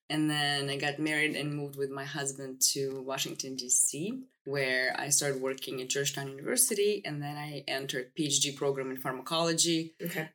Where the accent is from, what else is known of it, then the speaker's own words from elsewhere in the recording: Kyiv, Ukraine; first language Russian; English is a second language; moved away as an adult; now in United States; I was born in capital Kiev in the family of doctors